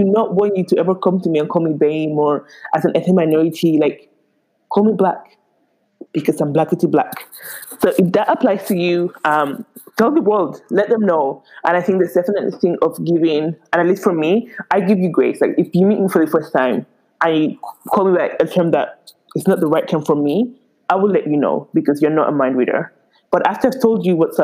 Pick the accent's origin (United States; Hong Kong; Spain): Spain; moved away; I was really born and raised in Spain, but all the way roots in Nigeria